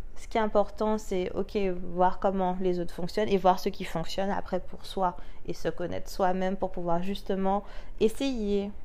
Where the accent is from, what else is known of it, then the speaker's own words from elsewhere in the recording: France; Nous, en tant que Français